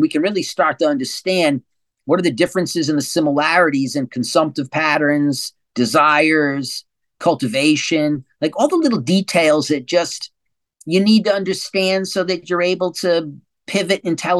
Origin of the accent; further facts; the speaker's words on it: California, United States; I'm from California. You know, I don't think you understand. California's a mess.